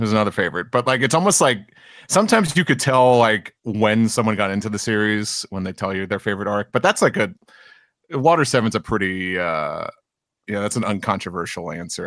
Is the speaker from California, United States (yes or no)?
no; New York City, New York, United States; as a New Yorker too